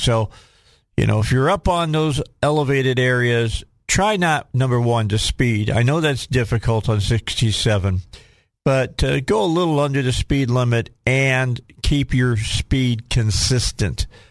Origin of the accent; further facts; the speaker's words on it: Chicago, Illinois, United States; now in Little Rock, United States; I grew up driving in Chicago